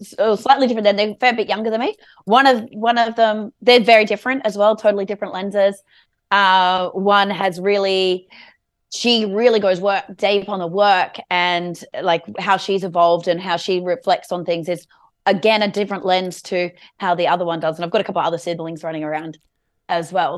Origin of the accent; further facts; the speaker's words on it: Alstonville, New South Wales, Australia; also born or lived in Evans Head; I grew up in a trailer park in a place called Alstonville. which is between Ballina and Lismore, uh, for the first nine years.